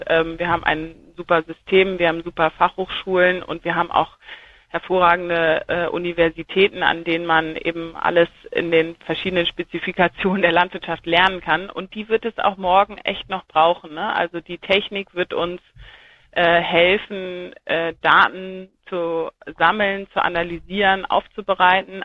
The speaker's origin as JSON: {"language": "German", "country": "Germany", "tie": "born or raised there", "also_born_or_lived": "Saxony-Anhalt", "moved": "yes", "said": "Ich bin an der Ostsee geboren"}